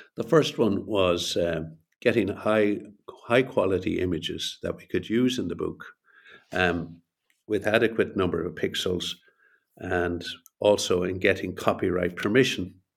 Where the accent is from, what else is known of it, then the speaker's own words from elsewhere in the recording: Ireland; also born or lived in Montreal, Canada / Boston, United States; I'm Irish and I live here in Dublin